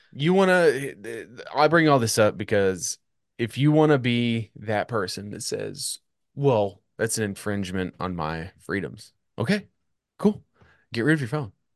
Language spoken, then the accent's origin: English; United States; as an American